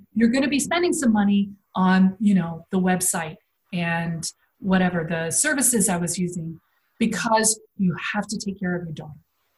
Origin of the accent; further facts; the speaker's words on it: United States; moved away as an adult; now in Netherlands; as an American